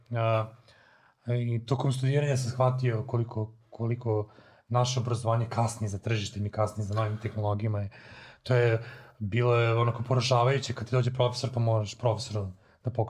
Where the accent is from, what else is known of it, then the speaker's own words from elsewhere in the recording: Serbia; kod nas u Srbiji